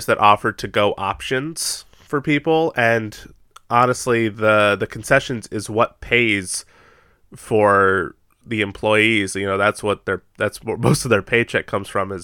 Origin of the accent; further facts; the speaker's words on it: United States; We're awful Americans